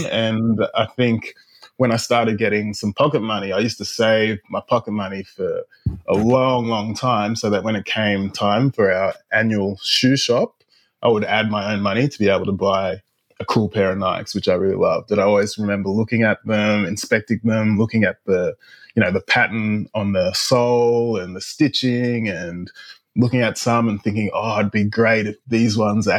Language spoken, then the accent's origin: English; Dubbo, New South Wales, Australia; also born or lived in Ghana / Canada; I was born in Ghana in West Africa, and then when I was a baby, we moved to Canada, then came to Australia when I was about 7 years old.